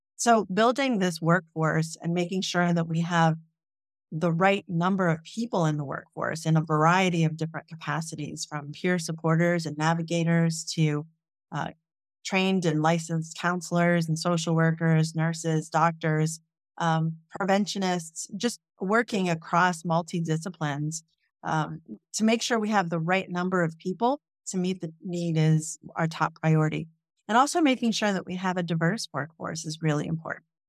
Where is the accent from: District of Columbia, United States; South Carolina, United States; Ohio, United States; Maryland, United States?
Ohio, United States; Jefferson County, Appalachia, eastern; I grew up in Jefferson County